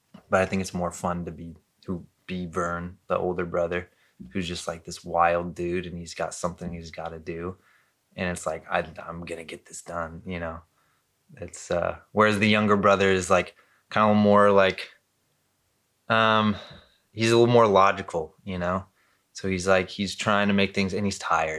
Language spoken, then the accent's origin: English; Costa Mesa, California, United States; also born or lived in Newport Beach / Corona del Mar / Anaheim; I lived in Costa Mesa and for most of my childhood.